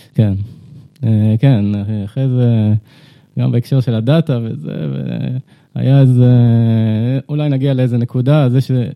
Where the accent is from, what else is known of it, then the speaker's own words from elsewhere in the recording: Ramat HaKovesh, Central District, Israel; moved away as an adult; now in Tel Aviv, Israel; גדלתי בקיבוץ, רמת הכובש, אני גר בתל אביב